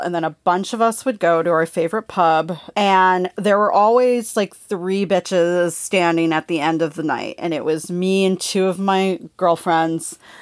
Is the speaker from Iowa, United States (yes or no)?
no; California, United States; growing up in California